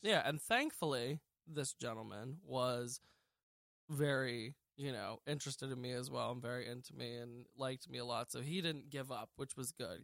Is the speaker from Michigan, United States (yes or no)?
no; Lancaster, Pennsylvania, United States; I was born in Lancaster, Pennsylvania, uh, March twenty-eighth, nineteen ninety-four, and I still live here. I lived here my whole life.